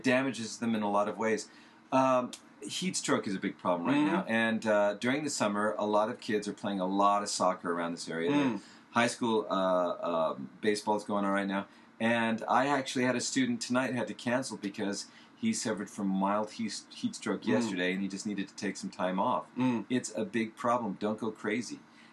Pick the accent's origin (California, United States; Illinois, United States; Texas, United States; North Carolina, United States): California, United States; moved away; I'm from California